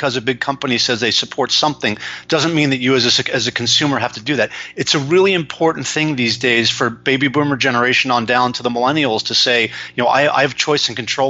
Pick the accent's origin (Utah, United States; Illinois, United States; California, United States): California, United States; Los Angeles; also born or lived in San Francisco / New York; I live in Los Angeles, California, where I was born and raised after stints in San Francisco and New York as a corporate exec.